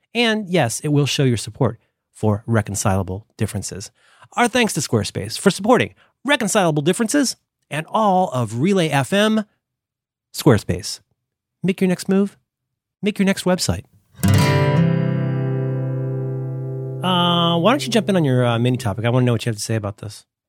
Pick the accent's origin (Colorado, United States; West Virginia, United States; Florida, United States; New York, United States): Florida, United States; moved away; I'm from Florida.